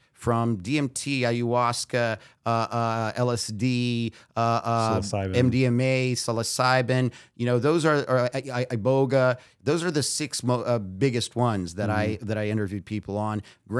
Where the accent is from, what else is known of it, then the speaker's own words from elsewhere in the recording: Brazil; also born or lived in United States; I was born in Brazil. My dad went to UCLA. So at one, we moved over here. And after he finished his master's degree, we went back to Brazil.